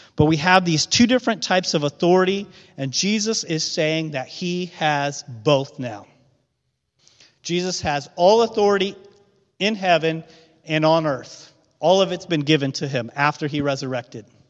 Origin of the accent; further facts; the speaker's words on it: Midwest, United States; a Midwestern guy from a small town